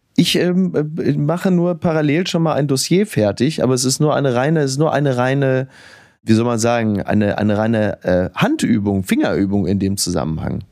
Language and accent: German; Germany; als Deutscher im Ausland